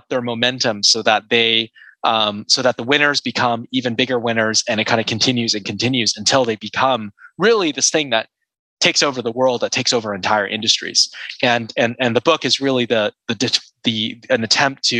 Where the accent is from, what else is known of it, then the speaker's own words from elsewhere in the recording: Seattle, Washington, United States; moved away as an adult; now in Silicon Valley, United States; I grew up in Seattle and I moved to Silicon Valley in 2007